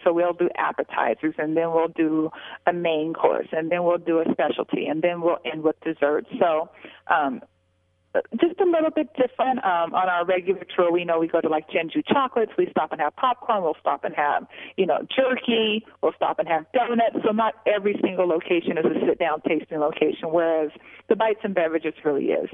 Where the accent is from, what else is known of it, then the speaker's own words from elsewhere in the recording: Las Vegas, Nevada, United States; I'm born and raised in Vegas